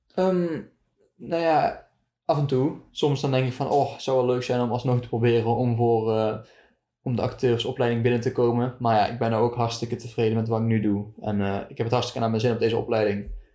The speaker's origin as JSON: {"language": "Dutch", "town": "Deurne", "region": "North Brabant", "country": "Netherlands", "said": "Ik kom uit Deurne, een dorpje in Zuidoost-Brabant"}